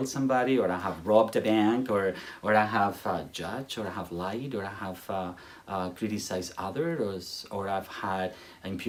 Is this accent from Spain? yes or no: yes; Spain; English is a second language; moved away; I come from Spain